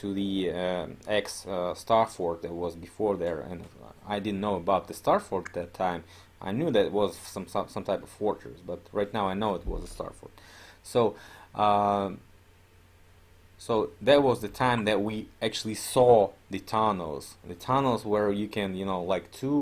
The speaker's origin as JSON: {"language": "English", "town": "Omsk", "region": "Omsk Oblast", "country": "Russia", "tie": "born or raised there", "said": "Omsk, my hometown"}